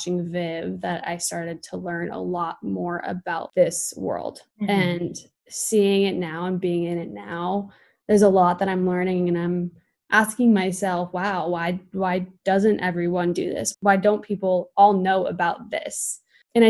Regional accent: California, United States; I'm from California. And I think that has a huge play in me wanting to dive more into sustainability. I think, I mean, I grew up with it here a lot

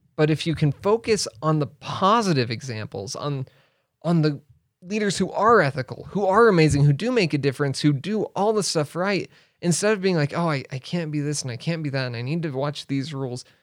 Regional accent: Riverton, Wyoming, United States; also born or lived in Arizona / Laramie, Wyoming / China; I grew up in Riverton. in Riverton, Wyoming, Central Wyoming. And I was there through high school.

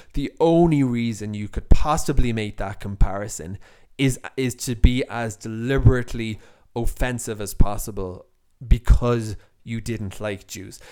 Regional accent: Cork, Munster, Ireland; moved away as an adult; also born or lived in Dublin; now in Israel; there was really no Jewish community in the city I grew up in in Cork

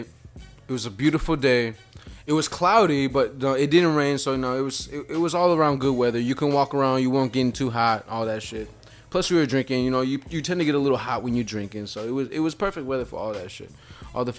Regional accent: Chicago, Illinois, United States; we're about to go home to Chicago

